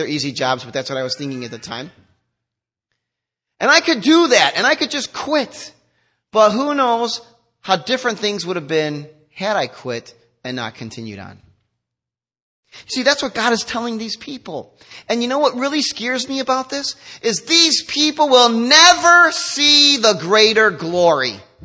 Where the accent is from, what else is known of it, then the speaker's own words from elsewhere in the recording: United States; we're so American too.